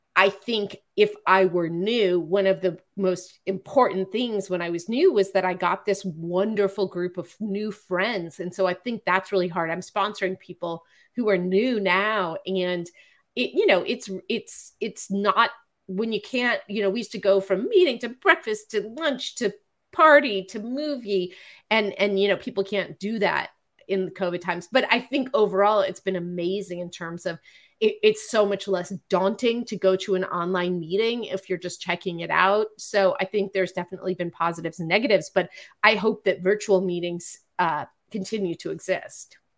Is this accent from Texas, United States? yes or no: no; Marin County, California, United States; now in Los Angeles, United States; I'm a Jew from Marin County who's been in therapy since I was 16